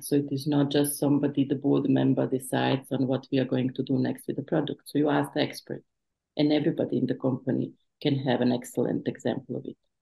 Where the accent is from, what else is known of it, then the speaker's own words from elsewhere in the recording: Bosnia & Herzegovina; moved away; I was refugee from the Bosnian War